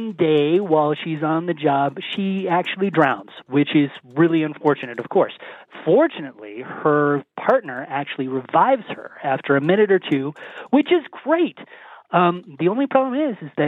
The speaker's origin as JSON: {"language": "English", "town": "Colorado Springs", "region": "Colorado", "country": "United States", "tie": "born or raised there", "said": "growing up in Colorado Springs"}